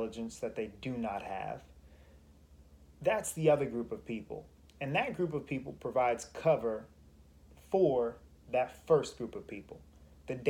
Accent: United States; As an American

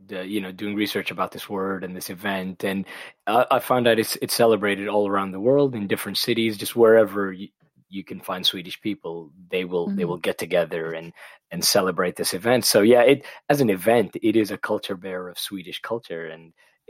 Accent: Pakistan; also born or lived in Middle East; growing up in the Middle East and in Pakistan, whenever somebody mentioned the UK, they said, oh, you're going to London.

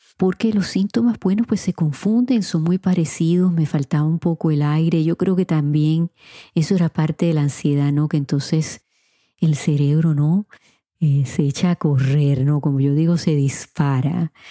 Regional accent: Puerto Rico; moved away as an adult; now in Florida, United States; en mi país Puerto Rico

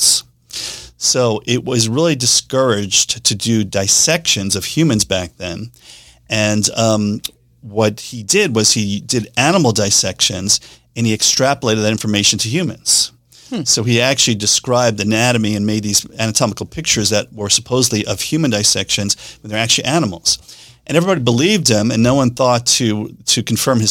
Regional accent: New York City, New York, United States; accent: Staten Island; moved away; I grew up in New York City. Most of the time I grew up was in Staten Island

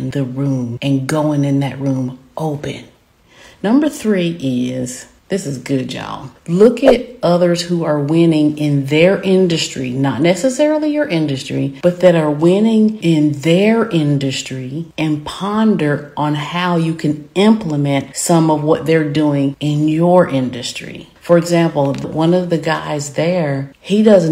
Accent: the South, United States; accent: Southern; I am Southern, as you can tell by my accent.

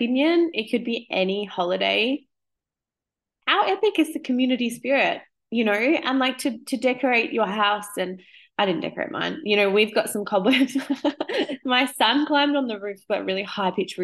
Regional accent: Australia; I'm 37 now, my mom was always like, we don't do that here. We're Australian.

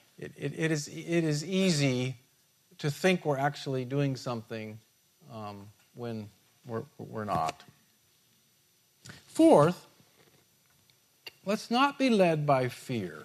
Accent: United States; being an American

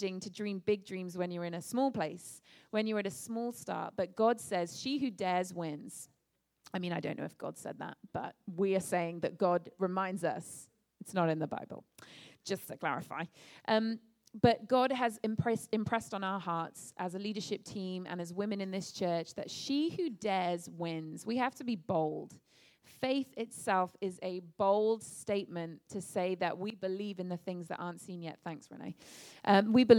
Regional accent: England, United Kingdom; moved away as an adult; I'm from England. My family and I moved over here a few months ago to start this church.

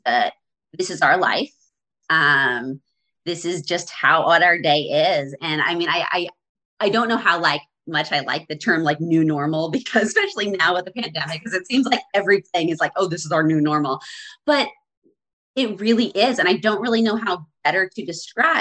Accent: central Washington State, United States; we moved back to my hometown in central Washington State in 2016.

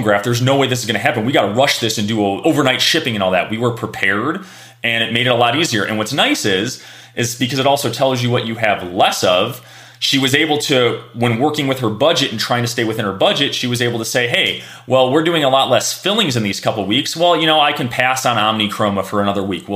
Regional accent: Chicago, Illinois, United States; I grew up in Chicago in the 90s

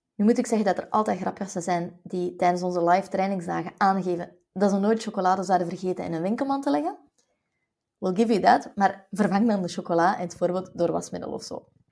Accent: West Flanders, Belgium; als West-Vlaming

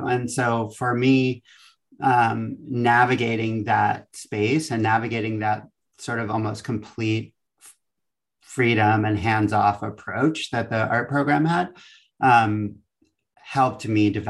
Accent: East Coast, United States; now in Valencia, United States; I'm from the East Coast, and it was always an institution I was aware of.

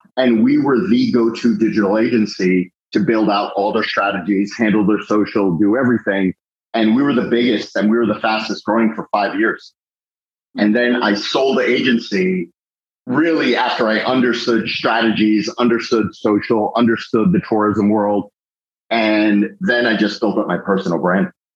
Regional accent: Fort Lauderdale, Florida, United States; I grew up in Fort Lauderdale, and my father was a Fort Lauderdale police officer for 11 years

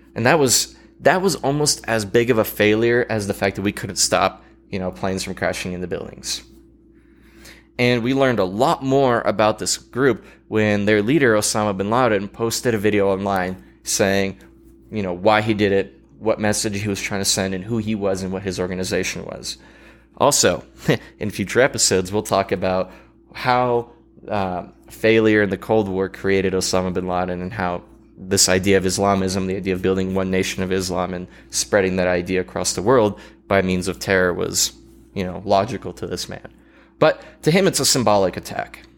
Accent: United States; as an American

